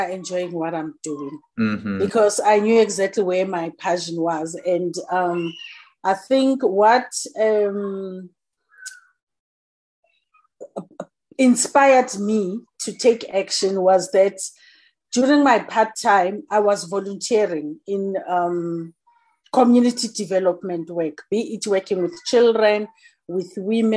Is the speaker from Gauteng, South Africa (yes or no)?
yes; Johannesburg, Gauteng, South Africa; I'm born and bred in Soweto. It's a township in Johannesburg, based in South Africa. I grew up there and I studied there.